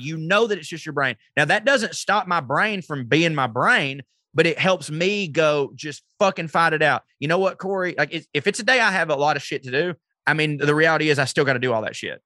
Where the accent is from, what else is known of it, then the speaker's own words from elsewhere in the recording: the South, United States; I'm from the South